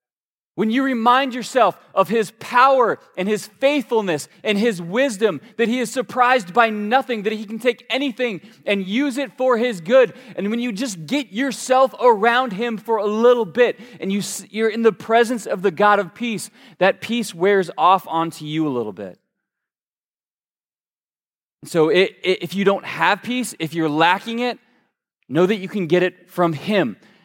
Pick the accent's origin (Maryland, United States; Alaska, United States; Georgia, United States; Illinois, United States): Georgia, United States; in the good Southern Baptist preacher voice that I grew up around in Georgia, they like to end their statements with, so just kind of go with this.